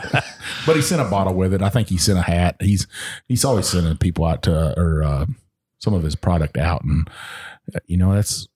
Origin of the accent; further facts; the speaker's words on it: Texas, United States; I'm from Texas.